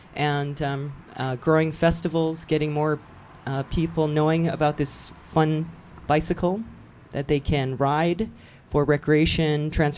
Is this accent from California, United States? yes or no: no; Oahu, Hawaii, United States; now in Los Angeles, United States; And I grew up in Hawaii.